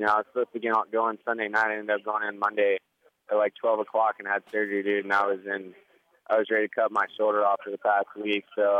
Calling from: Sacramento, California, United States; I'm calling from Sacramento.

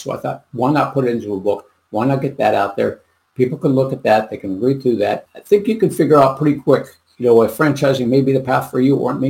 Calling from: Licking, Missouri, United States; also born or lived in Texas; Licking, Missouri.

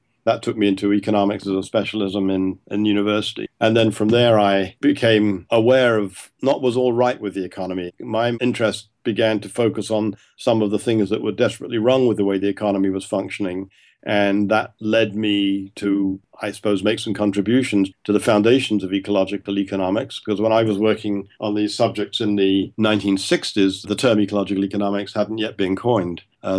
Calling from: Toronto, Ontario, Canada; that I'm talking now from Toronto in my office, I'm looking across the road to a neighbor's house.

